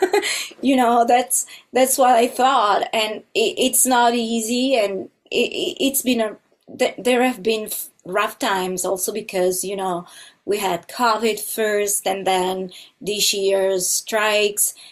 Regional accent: Italy; moved away as an adult; now in Los Angeles, United States; I'm originally from Italy, and uh, but now I live in Los Angeles

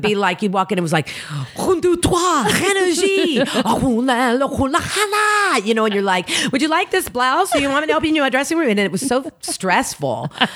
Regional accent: Oklahoma City, Oklahoma, United States; moved away as an adult; now in Los Angeles, United States; I'm originally from Oklahoma City, born and raised

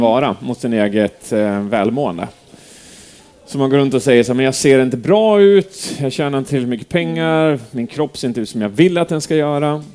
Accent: Edsbyn, Gävleborg County, Sweden; moved away; Jag är uppvuxen här. Jag är liksom Edsbyn

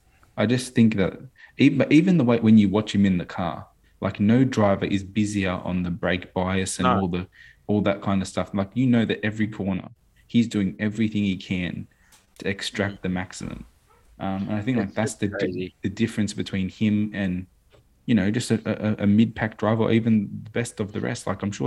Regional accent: Australia; I just want to point out that, as an Aussie

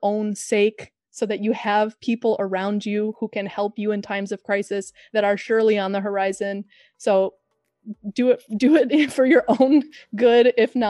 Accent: Chicago, Illinois, United States; I'm from Chicago

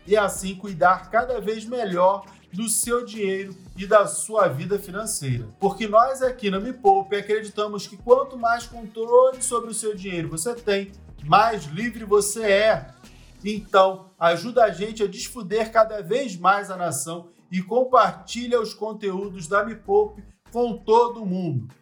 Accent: Rio de Janeiro, Brazil; Eu nasci num lugar muito pobre no Rio de Janeiro

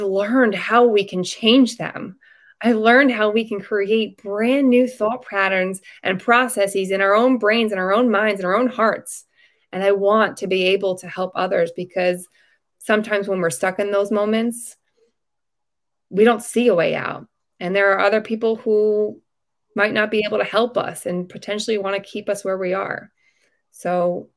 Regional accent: Long Island, New York, United States; I am from Long Island, New York

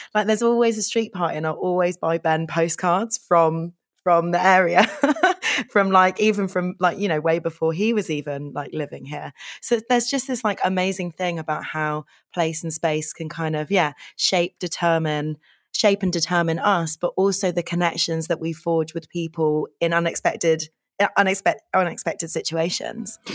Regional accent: London, United Kingdom; I grew up in Hendon

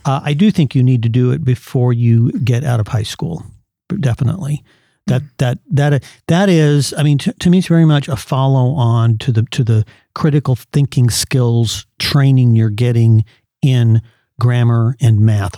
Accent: California, United States; I went to Christian schools in growing up in California

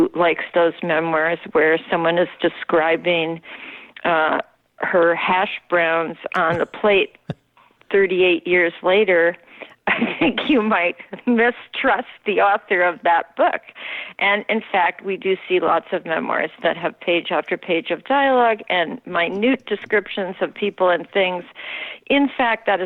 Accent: Minnesota, United States; moved away as an adult; also born or lived in Norway / New York City; I came from Minnesota, where I had grown up almost exclusively, with a few years in Norway because my mother is Norwegian

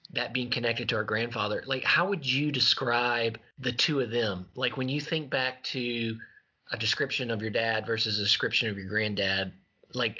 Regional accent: Louisiana, United States; also born or lived in Colorado; we moved back to Louisiana from Colorado, obviously being in the same state as Mama and Papa put us in the vicinity of them.

